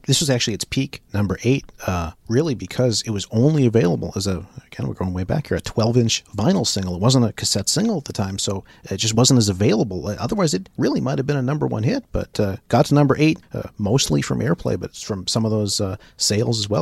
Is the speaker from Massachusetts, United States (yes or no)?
yes; Braintree, Massachusetts, United States; being in, in the Boston area, in Braintree, my hometown